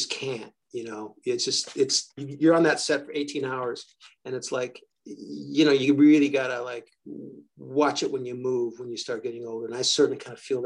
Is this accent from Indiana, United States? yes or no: no; New York, United States; I'm from New York